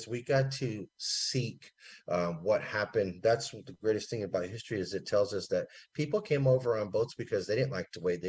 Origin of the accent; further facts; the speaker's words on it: Santa Rosa, California, United States; also born or lived in Windsor, California / Redwood Valley Rancheria, California; growing up in Windsor and Santa Rosa made me appreciate the things that I couldn't